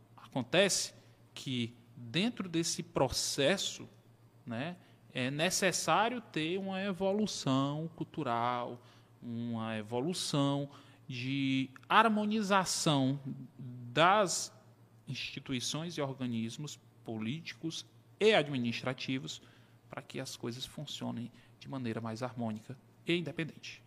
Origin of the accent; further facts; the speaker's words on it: Teresina, Piauí, Brazil; Nasci aqui em Teresina, né, tenho 39